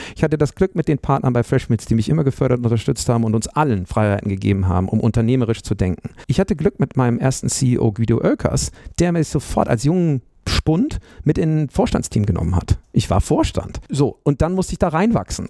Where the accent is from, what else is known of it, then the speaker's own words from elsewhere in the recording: Bremen, Germany; moved away as an adult; also born or lived in Münster; ich bin in Bremen aufgewachsen